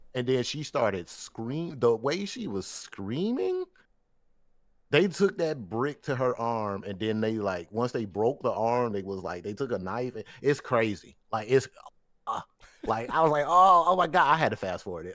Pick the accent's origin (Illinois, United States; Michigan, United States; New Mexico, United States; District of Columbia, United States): Michigan, United States; Detroit; growing up in Detroit